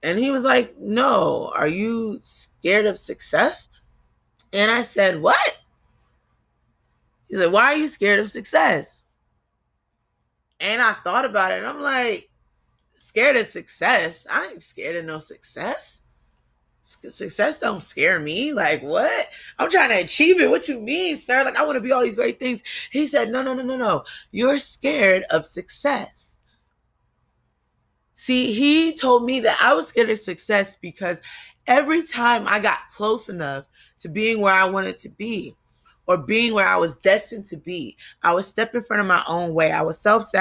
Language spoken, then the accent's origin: English; New Jersey, United States; also born or lived in Kentucky; I come from Jersey. We don't say the full word, you know? We cut it off